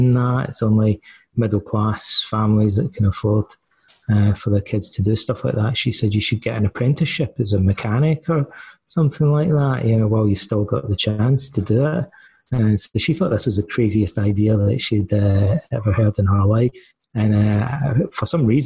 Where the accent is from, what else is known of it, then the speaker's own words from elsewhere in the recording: Ayr, Scotland, United Kingdom; moved away as an adult; also born or lived in Aberdeen, Scotland / England / Canada; now in Athens, Greece; I grew up in the west coast of Scotland in a town called Ayr